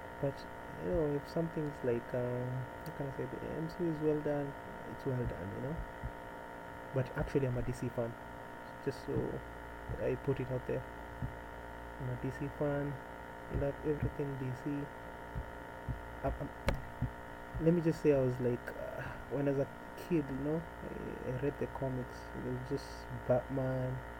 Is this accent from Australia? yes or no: no; Nairobi, Kenya; I was born and raised in Nairobi. It's actually the capital.